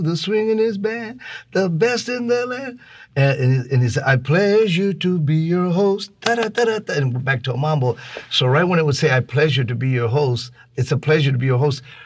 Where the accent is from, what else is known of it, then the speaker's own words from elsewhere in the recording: Los Angeles, California, United States; also born or lived in Laredo, Texas; We're from Los Angeles